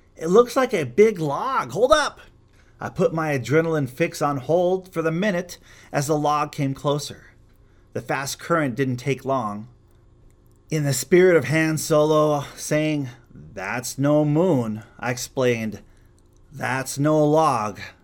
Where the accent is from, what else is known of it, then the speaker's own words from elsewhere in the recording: Glendive, Montana, United States; I grew up in Montana